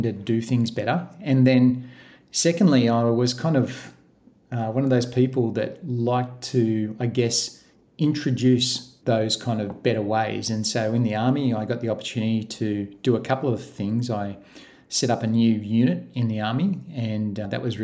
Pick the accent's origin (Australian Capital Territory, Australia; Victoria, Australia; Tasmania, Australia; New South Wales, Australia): New South Wales, Australia; Gosford; moved away as an adult; now in Queensland, Australia; I grew up in New South Wales in Gosford